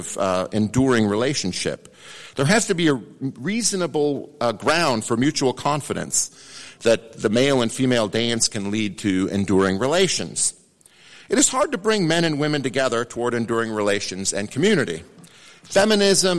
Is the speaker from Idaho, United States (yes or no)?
yes; Idaho, United States; I'm from Idaho